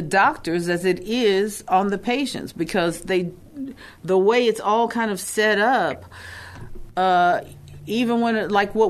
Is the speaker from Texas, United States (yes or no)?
yes; Texas, United States; who we are as Black people, as Texans